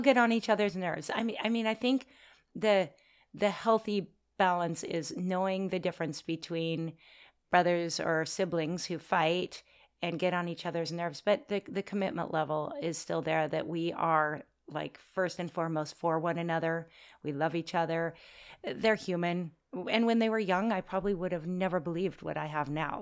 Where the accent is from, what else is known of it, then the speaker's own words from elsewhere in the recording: Oregon, United States; moved away as an adult; also born or lived in Washington State; now in North Shore, Oahu, Hawaii, United States; We're from Oregon